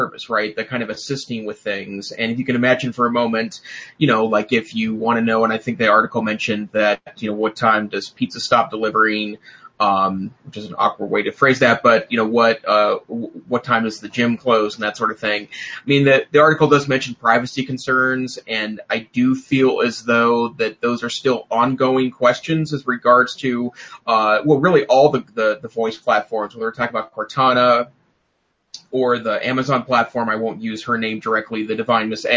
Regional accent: Great Falls, Montana, United States; now in Missoula, United States; I grew up in Great Falls, Montana, which is in north central Montana

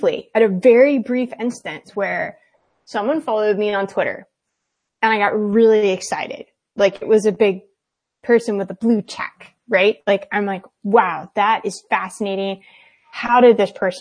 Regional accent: the South, United States; I grew up in the South and it was very Southern conservative

